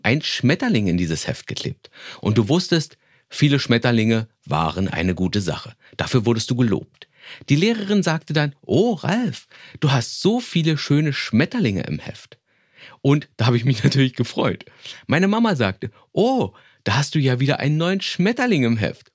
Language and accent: German; Berlin, Germany; meine Vorschule in Berlin, wo ich groß geworden bin